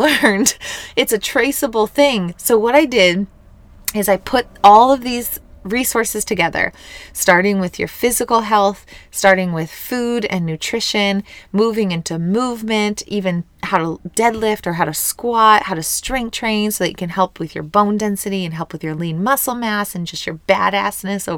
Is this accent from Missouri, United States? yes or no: yes; Missouri, United States; moved away; coming back to my hometown. This is where I was born and raised.